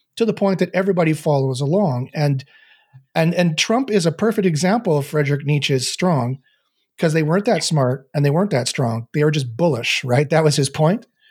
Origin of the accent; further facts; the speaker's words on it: Canada; I'm Canadian